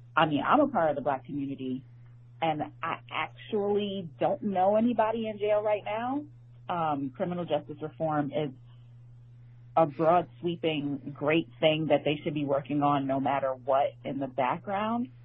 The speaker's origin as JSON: {"language": "English", "region": "New York", "country": "United States", "tie": "born or raised there", "said": "I grew up in New York."}